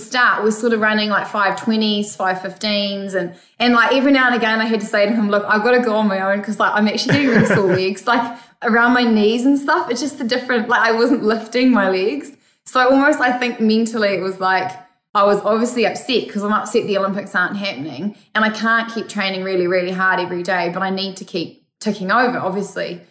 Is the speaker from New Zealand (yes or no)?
yes; Cambridge, Waikato, New Zealand; New Zealand, Cambridge, my hometown